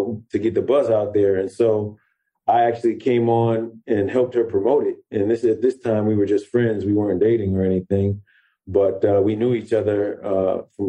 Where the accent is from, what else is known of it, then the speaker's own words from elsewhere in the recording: Detroit area, Michigan, United States; We're both from Detroit, and well, I'm from the next city over, Southview, right there in the Detroit area.